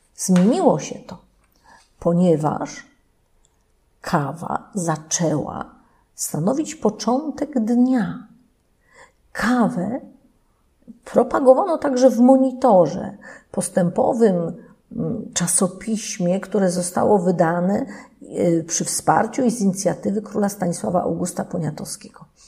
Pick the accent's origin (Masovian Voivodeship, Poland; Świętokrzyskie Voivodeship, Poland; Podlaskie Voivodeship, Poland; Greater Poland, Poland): Greater Poland, Poland; Leszno; u nas w Lesznie